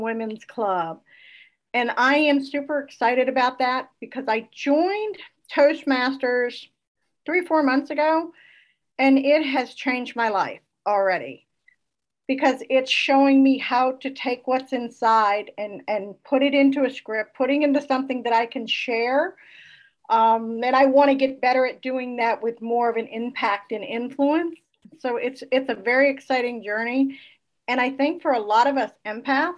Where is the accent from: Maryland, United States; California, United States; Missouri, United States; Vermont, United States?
Vermont, United States; Northern; now in North Florida, United States; I live in a small town, much like I was raised in Northern Vermont.